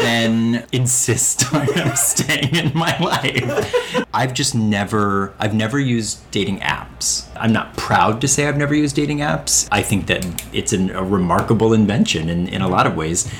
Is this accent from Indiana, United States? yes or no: no; Northern Ohio, United States; now in New York, United States; I'm Northern Ohio